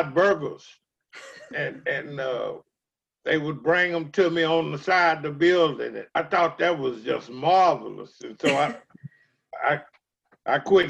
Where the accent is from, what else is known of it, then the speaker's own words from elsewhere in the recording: Denton, Texas, United States; I was born in Denton, Texas.